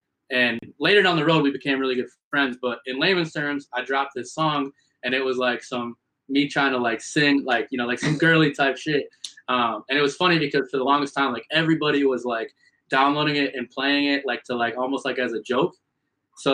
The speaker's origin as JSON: {"language": "English", "town": "West Bend", "region": "Wisconsin", "country": "United States", "tie": "born or raised there", "moved": "as an adult", "lives_now": "Milwaukee, United States", "said": "I'm from West Bend, Kewaskum area, which isn't really the biggest of towns."}